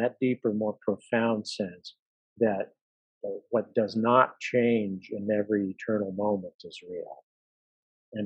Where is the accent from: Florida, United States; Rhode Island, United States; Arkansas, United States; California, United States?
California, United States; moved away as an adult; also born or lived in New York City; My wife and I moved from New York City after 30 years of living there to California, because I grew up in California